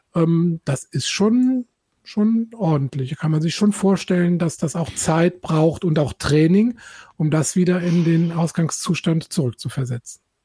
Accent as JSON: {"language": "German", "country": "Germany", "said": "Ich komme nämlich aus mhm. Eifel"}